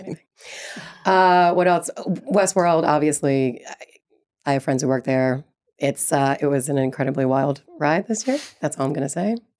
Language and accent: English; New York City, New York, United States; When I grew up in Brooklyn